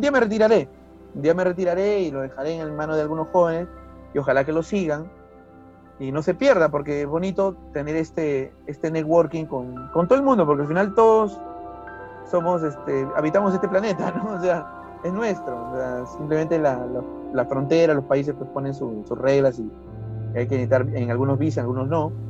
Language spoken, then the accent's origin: Spanish; Huacho, Lima, Peru; vengo de Guacho nuevamente menciono a mi, a, mi, ciudad natal